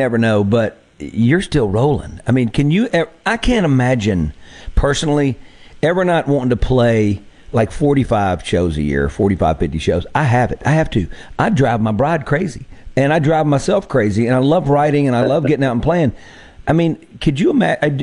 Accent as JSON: {"language": "English", "region": "Mississippi", "country": "United States", "tie": "born or raised there", "also_born_or_lived": "Nashville", "moved": "yes", "said": "my home state"}